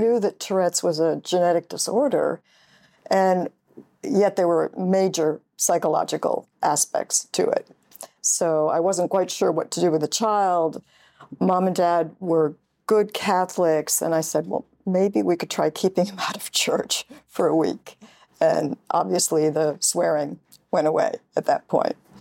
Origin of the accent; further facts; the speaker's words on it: upstate New York, United States; Grew up in upstate New York.